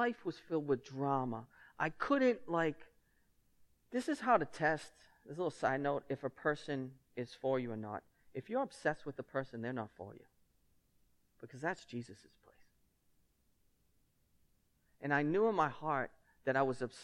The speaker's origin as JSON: {"language": "English", "town": "Lynn", "region": "Massachusetts", "country": "United States", "accent": "thick Lynn", "said": "my thick Lynn accent"}